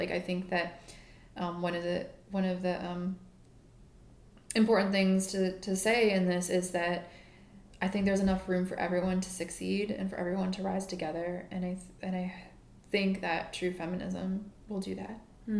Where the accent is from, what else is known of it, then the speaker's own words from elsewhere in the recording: Midwest, United States; now in New York, United States; because I'm from the Midwest, and, you know, in New York, there are so many tall women